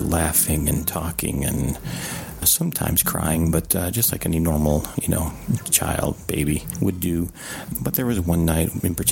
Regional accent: Rochester, New York, United States; now in Arlington, United States; I'm calling from Arlington, Virginia. I'm originally from Rochester, New York.

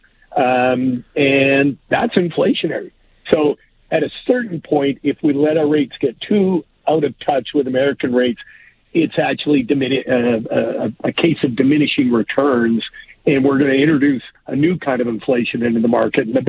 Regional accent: Alberta, Canada; moved away as an adult; now in Toronto, Canada; I born and raised in Alberta, went to U

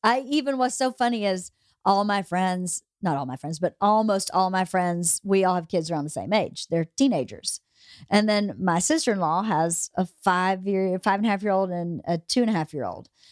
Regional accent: Georgia, United States; moved away; I was born and raised in Georgia

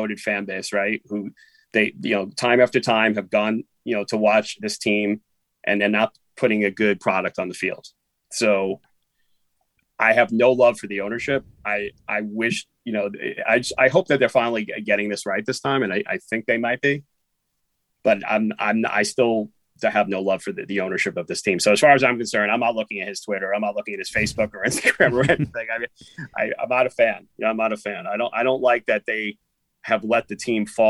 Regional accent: New York City, New York, United States; one of my best friends from growing up in Queens, of course, everybody from Queens moved to Long Island, except me

